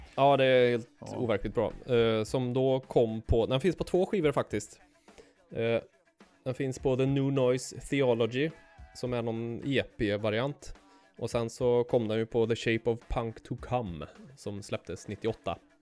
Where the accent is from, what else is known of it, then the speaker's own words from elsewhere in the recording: Arvika, Värmland, Sweden; i mitt pojkrum hemma i Arvika